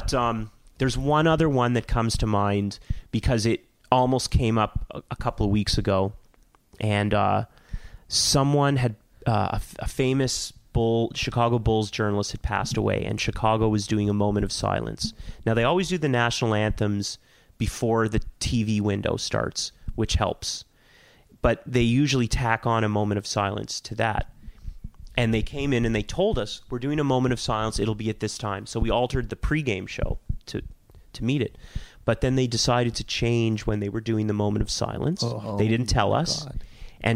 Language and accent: English; Toronto, Ontario, Canada; growing up in Toronto in the 80s and 90s